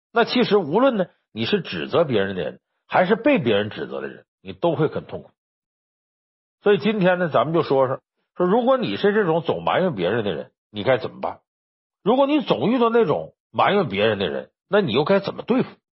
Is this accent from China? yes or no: yes; Northeast China, China; 我们老家东北